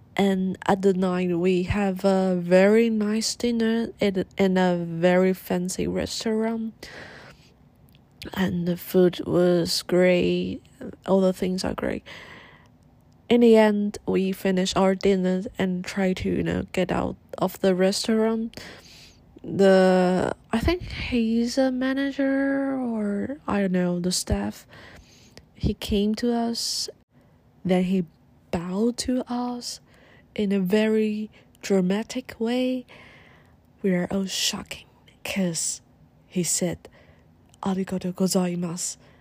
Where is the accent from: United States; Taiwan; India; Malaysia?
Taiwan; I told her I'm from Taiwan and I speak Chinese